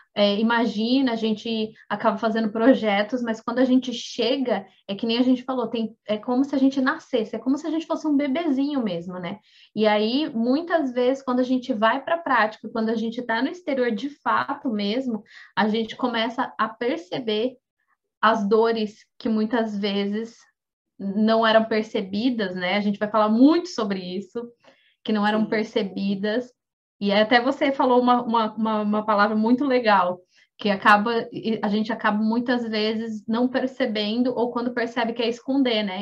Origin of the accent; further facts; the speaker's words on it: Brazil; now in Japan; a gente é brasileira, eu e a Mana …